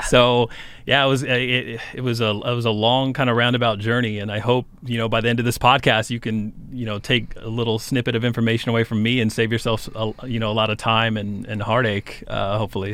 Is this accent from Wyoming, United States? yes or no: yes; Cheyenne, Wyoming, United States; Cheyenne, Wyoming, which is my hometown